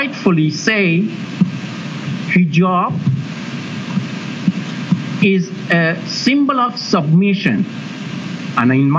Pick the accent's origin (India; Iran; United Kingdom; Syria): Iran; moved away; I'm originally from Iran.